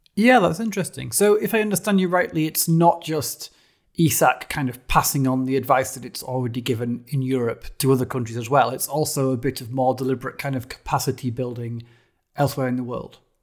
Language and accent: English; United Kingdom; as a Brit